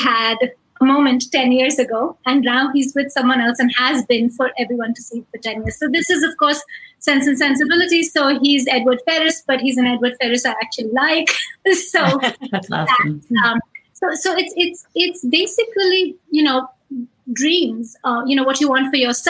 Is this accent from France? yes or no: no; India; moved away as an adult; now in United States; I grew up in India